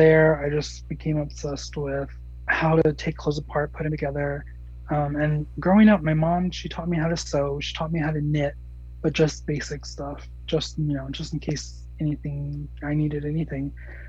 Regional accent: Gallup, New Mexico, United States; also born or lived in Tennessee; And since I came from Tennessee, that's, I call Tennessee home. I'm from Gallup, New Mexico, but I call Tennessee home.

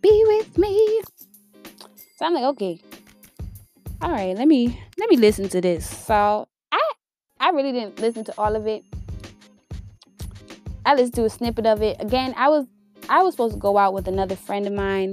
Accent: Worcester, Massachusetts, United States; now in Houston, United States; I grew up in a small town. I grew up in Worcester, Massachusetts. It's right outside of Boston

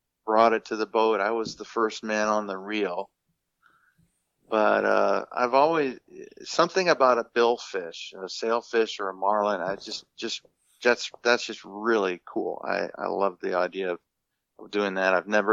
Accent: Minnesota, United States; being a kid, you know, growing up in Minnesota

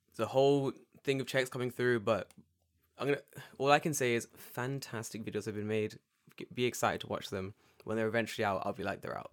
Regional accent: London, United Kingdom; I'm from London

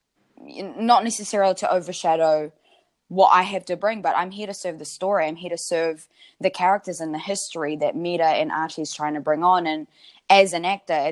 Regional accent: New Zealand; born or raised there

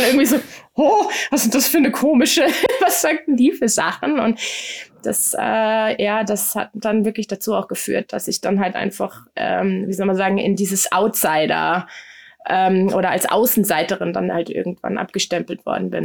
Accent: Frankfurt am Main, Hesse, Germany; Ich bin äh, in Frankfurt am Main äh, zur Welt gekommen

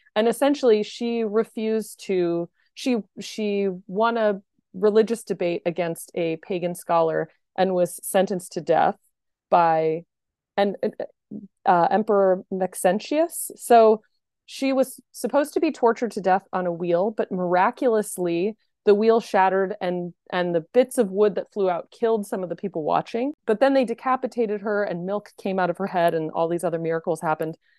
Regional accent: Pennsylvania, United States; I was born in Pennsylvania

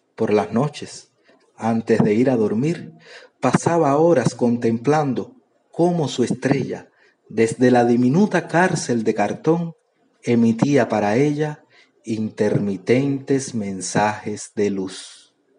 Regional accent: Cuba; soy de Cuba

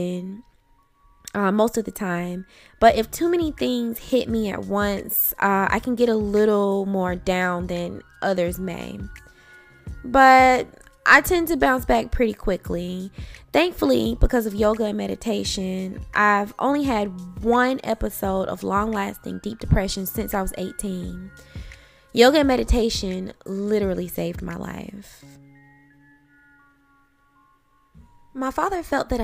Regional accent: Athens, Georgia, United States; also born or lived in Atlanta, Georgia; I grew up in Athens, Georgia with my mother and two brothers

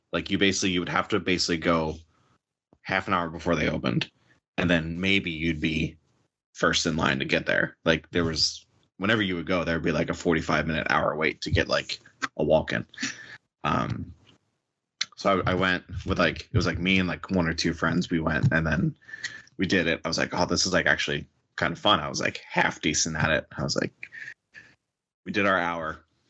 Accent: Philadelphia, Pennsylvania, United States; I am 31 years old. I am born and raised in Philadelphia.

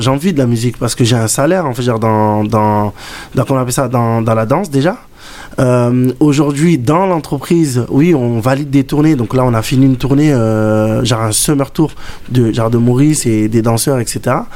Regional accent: Comoros; Malgré que je suis comorien, et c'est de là où j'ai commencé la danse par rapport à l'afro.

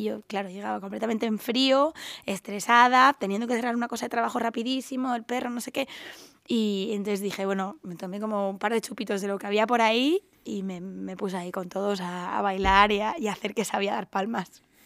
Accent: Andalusia, Spain; also born or lived in Los Angeles, United States; now in Madrid, Spain; yo soy la única andaluza, tampoco me siento muy andaluza

